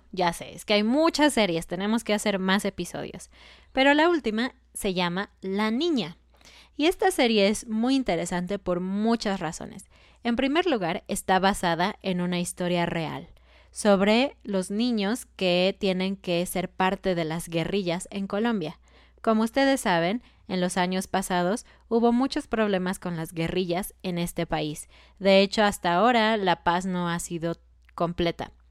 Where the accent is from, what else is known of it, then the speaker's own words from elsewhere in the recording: Mexico; yo que soy mexicana